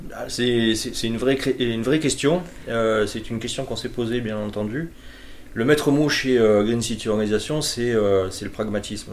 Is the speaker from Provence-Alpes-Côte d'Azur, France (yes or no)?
yes; Marseille, Provence-Alpes-Côte d'Azur, France; Je suis né à Marseille, j'ai grandi